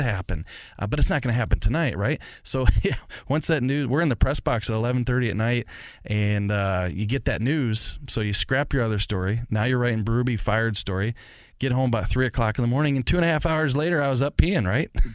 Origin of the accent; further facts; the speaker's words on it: St. Louis, Missouri, United States; I grew up in Saint Louis. I'm a lifelong Saint Louis and forty-eight years old